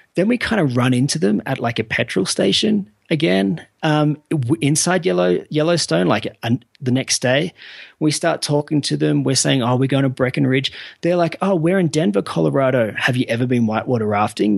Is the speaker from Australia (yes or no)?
yes; Australia; I'm from Australia